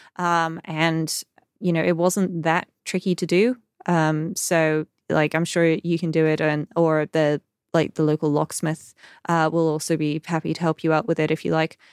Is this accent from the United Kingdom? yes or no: yes; United Kingdom; we're British